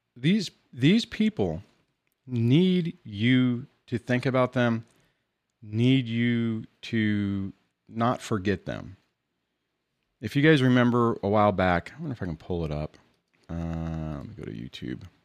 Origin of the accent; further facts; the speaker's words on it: Southern California, United States; I'm from California in Southern California